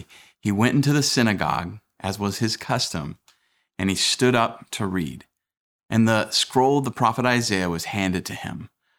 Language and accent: English; United States; I'm as American as the next guy.